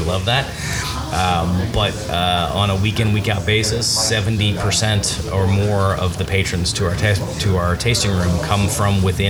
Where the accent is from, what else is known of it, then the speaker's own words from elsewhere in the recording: the South, United States; I was born and raised in the South. There's not a massive craft beer culture in the area where I had grown up.